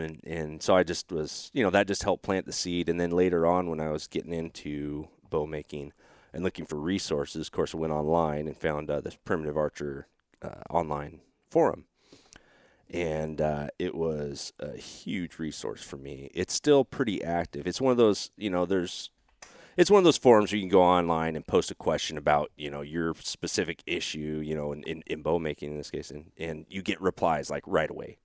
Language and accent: English; Oregon, United States; moved away; also born or lived in Texas; that's going on in my home state